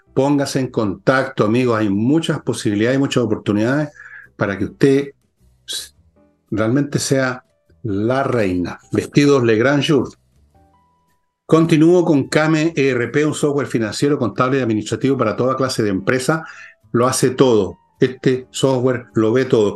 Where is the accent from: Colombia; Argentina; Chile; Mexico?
Chile